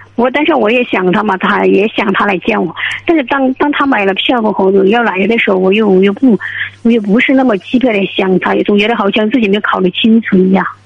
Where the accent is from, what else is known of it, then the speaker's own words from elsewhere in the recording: Sichuan, China; 我是四川职工